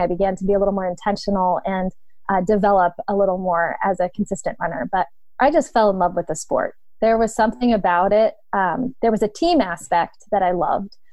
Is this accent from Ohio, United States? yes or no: yes; Poland, Ohio, United States; moved away as an adult; also born or lived in Youngstown, Ohio; now in Canton, United States; I was born and raised in Youngstown, uh, grew up in Poland, Ohio